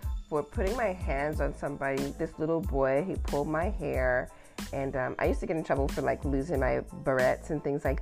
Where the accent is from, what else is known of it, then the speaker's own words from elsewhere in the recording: the South, United States; moved away; I grew up in the South